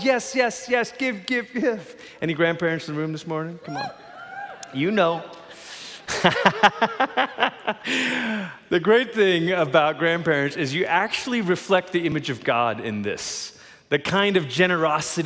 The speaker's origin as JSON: {"language": "English", "country": "Malaysia", "tie": "born or raised there", "moved": "yes", "lives_now": "Colorado Springs, United States", "said": "I grew up in Malaysia. That's where I'm from"}